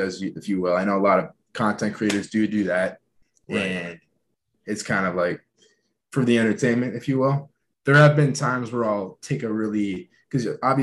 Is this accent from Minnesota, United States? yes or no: yes; Minneapolis, Minnesota, United States; also born or lived in Boulder, Colorado; Minneapolis, Minnesota, that's where I grew up and still living here